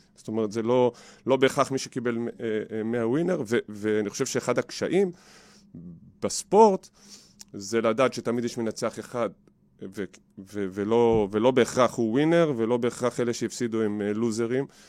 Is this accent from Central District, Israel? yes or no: no; Givatayim, Tel Aviv District, Israel; בגבעתיים, גדלתי בגבעתיים